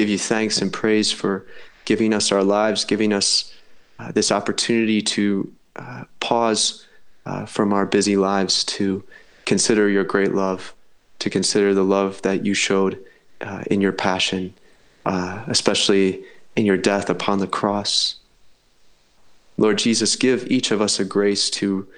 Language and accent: English; Manhattan, Illinois, United States; moved away as an adult; also born or lived in New York; now in Bradford, United Kingdom; I'm from a small village outside of Chicago, a town called Manhattan, Illinois